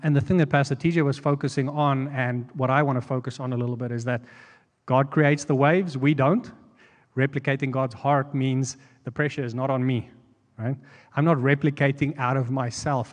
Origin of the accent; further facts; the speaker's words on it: South Africa; moved away as an adult; now in United States; we're from South Africa